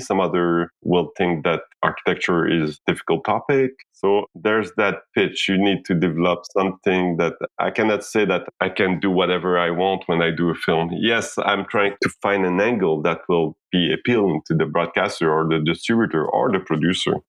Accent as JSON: {"language": "English", "country": "Haiti", "tie": "born or raised there", "said": "I was born in Haiti. I'm from Haiti"}